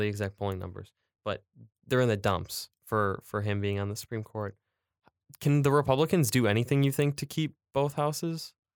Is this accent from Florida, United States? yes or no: no; Macomb, Michigan, United States; I'm from Macomb